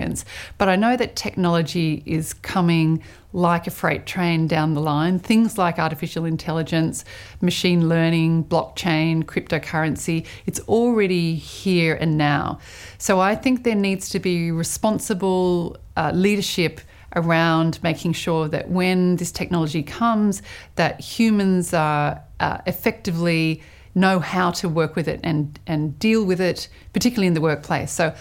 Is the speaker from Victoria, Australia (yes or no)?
no; Sydney, New South Wales, Australia; also born or lived in New York; I am from Sydney, but I work between New York and Australia